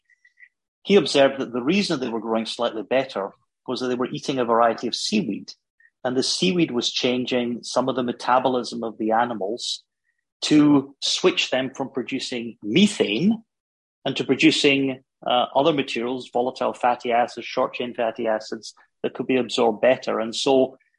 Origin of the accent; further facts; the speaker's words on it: Glasgow, Scotland, United Kingdom; accent: Scottish; moved away as an adult; also born or lived in Germany; You can gather from my accent, I'm Scottish. I was born in Glasgow in Scotland. I actually went to Glasgow University